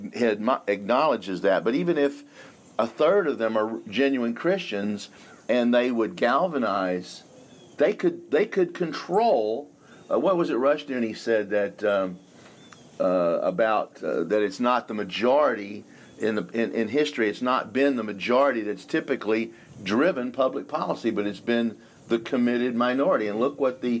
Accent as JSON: {"language": "English", "region": "the South", "country": "United States", "said": "I'm from the South"}